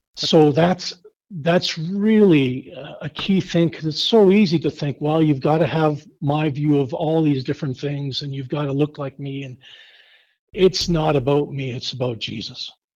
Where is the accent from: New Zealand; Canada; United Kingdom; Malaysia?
Canada; Winnipeg, Manitoba; moved away as an adult; also born or lived in Hinton; now in Kearney, United States; I grew up in Winnipeg, Manitoba